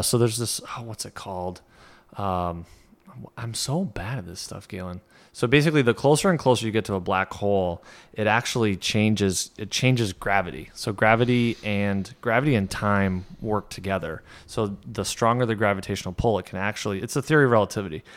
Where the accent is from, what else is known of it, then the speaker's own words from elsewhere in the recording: Saint Lawrence River, New York, United States; we grew up on the Saint Lawrence